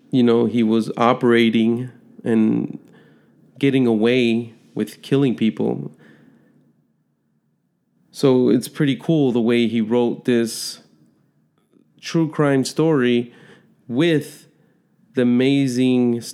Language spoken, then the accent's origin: English; Chicago, Illinois, United States; moved away; I was born and raised in Chicago